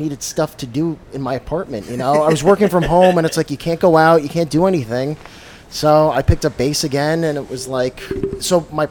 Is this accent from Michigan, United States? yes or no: no; New Jersey, United States; I grew up here in Jersey. All right. You know … I am a Spanish person, but I speak no Spanish.